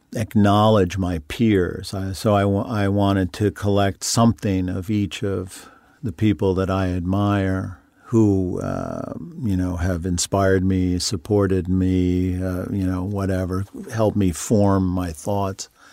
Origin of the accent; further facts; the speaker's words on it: Long Island, New York, United States; moved away; I grew up on Long Island